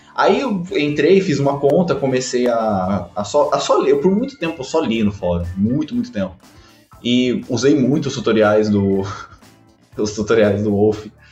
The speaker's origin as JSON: {"language": "Portuguese", "region": "São Paulo", "country": "Brazil", "tie": "born or raised there", "moved": "yes", "lives_now": "Rio de Janeiro, Brazil", "said": "eu nasci em São Paulo, mas eu moro no Rio de Janeiro"}